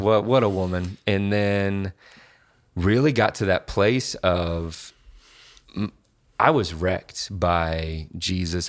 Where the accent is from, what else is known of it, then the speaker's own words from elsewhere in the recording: Indianapolis, Indiana, United States; I grew up here, um, Indianapolis, born